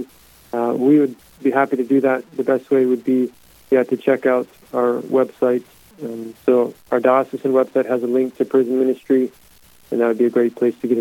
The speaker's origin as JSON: {"language": "English", "town": "Mitchell", "region": "South Dakota", "country": "United States", "tie": "born or raised there", "lives_now": "Brandon, United States", "said": "Born and raised in Mitchell, South Dakota"}